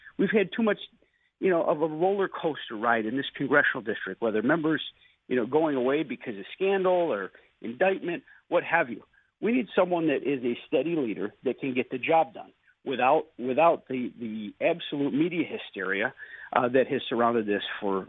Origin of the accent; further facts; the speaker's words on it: South Dayton, New York, United States; I grew up in the Southern Tier. Most of my family is in the Jamestown area. And I grew up in Cattaraugus County, where my mother still lives, in South Dayton. And, this is home for me.